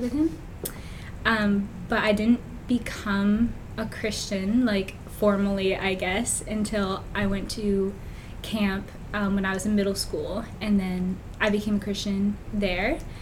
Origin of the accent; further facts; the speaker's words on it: Fredericton, New Brunswick, Canada; I was born and raised just in Fredericton, stayed in the same childhood home.